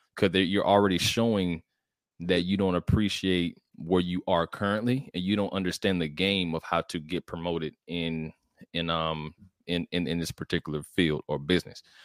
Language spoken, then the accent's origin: English; College Park, Georgia, United States; I'm from College Park, Georgia. It's a little ci, it's a city outside of Atlanta, the south side of Atlanta, actually.